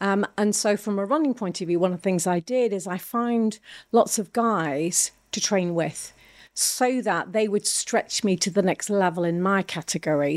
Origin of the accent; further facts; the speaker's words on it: Ireland; now in England, United Kingdom; I'm Irish. Uh, moving to England from a very small country of Ireland was a phenomenal shock.